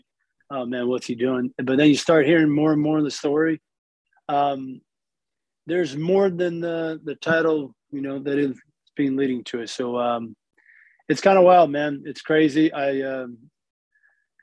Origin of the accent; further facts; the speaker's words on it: Miami, Florida, United States; I grew up in Miami. I grew up, you know, around the Purine area where, you know, all those Kimbo Slice fights were from.